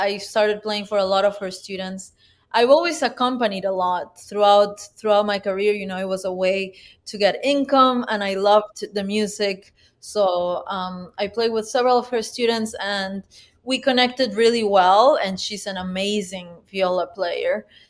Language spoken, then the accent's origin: English; Peru; English is a second language; We went to my hometown, which now has a grand piano and now has a music school.